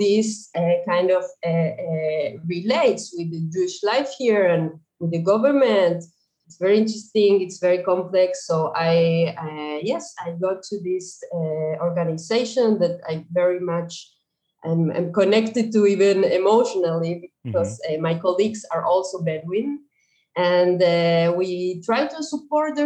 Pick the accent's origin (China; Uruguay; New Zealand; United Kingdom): Uruguay; moved away as an adult; now in Israel; I was born and raised in Uruguay